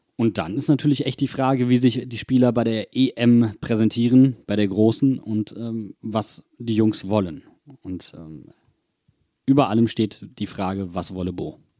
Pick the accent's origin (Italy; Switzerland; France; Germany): Germany; Wuppertal, North Rhine-Westphalia; now in Mainz, Germany; in meiner Heimatstadt